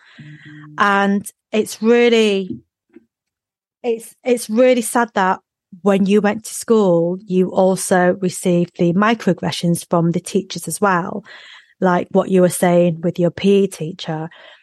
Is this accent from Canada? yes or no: no; Macclesfield, North West England, United Kingdom; first language Cantonese; English is a second language; I grew up in Macclesfield, and it was just the whitest, whitest community.